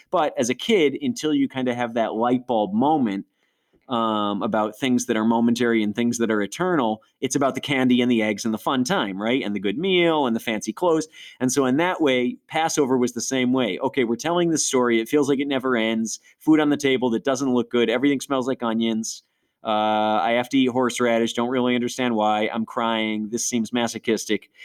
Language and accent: English; Western New York, United States; we went to a Messianic Jewish congregation where I grew up in Western New York